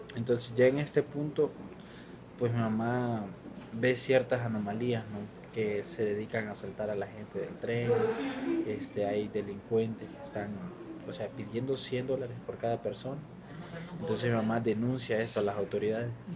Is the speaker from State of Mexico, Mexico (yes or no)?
no; Palenque, Chiapas, Mexico; also born or lived in Honduras; nosotros venimos de Honduras, crecimos en Palenque